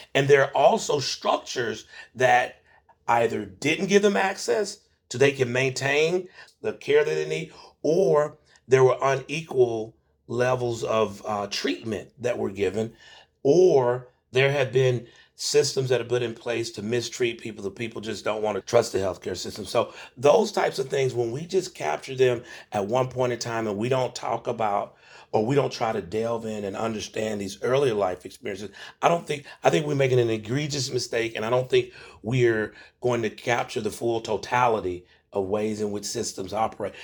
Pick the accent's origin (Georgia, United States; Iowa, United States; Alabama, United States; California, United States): Georgia, United States; Macon; I'm originally from, uh, Macon, Georgia, and so I, I grew up in the Jim Crow South